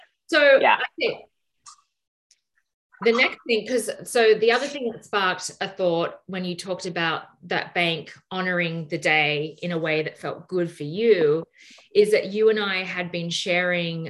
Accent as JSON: {"language": "English", "country": "Australia", "said": "I'm Australian, I'm not American"}